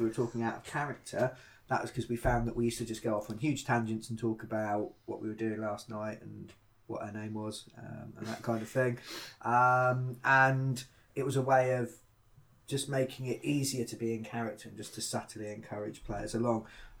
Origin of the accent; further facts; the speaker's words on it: United Kingdom; being British